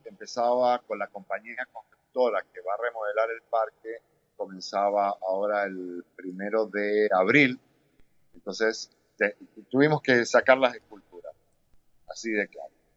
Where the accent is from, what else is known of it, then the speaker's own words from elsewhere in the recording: Mendoza, Argentina; also born or lived in Europe / United States; now in Doral, United States; yo me fui de Mendoza muy joven